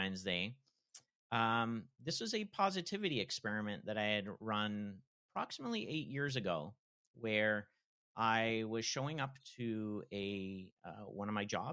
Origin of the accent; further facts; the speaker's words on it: Toronto, Ontario, Canada; I hail from Toronto, Canada